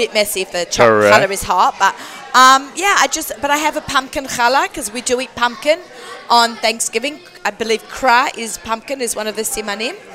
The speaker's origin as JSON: {"language": "English", "country": "Australia", "tie": "born or raised there", "said": "I grew up in Australia"}